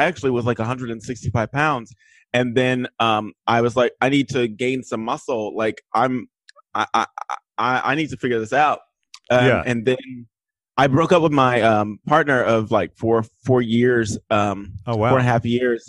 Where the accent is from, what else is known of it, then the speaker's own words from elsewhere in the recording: Texas, United States; I'm from Texas